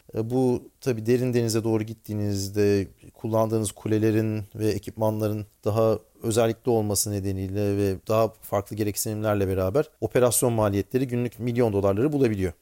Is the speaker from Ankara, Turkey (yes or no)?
yes; Ankara, Turkey; moved away as an adult; also born or lived in Angola / Texas; now in Houston, United States; Ankara doğumluyum.